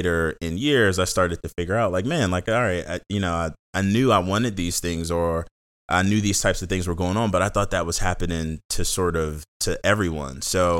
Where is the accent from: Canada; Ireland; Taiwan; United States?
United States; Seat Pleasant, Maryland; Born and raised in the Seat Pleasant, born and raised in Seat Pleasant. So in the mm-hmm. Washington, D.C. area. 5 minutes from the DC line.